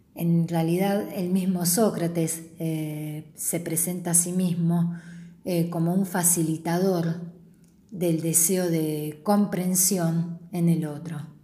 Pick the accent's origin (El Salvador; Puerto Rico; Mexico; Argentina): Argentina; nosotros los argentinos